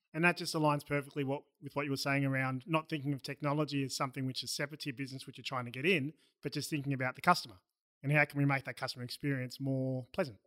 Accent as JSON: {"language": "English", "country": "Australia", "accent": "Australian", "said": "my Australian accent"}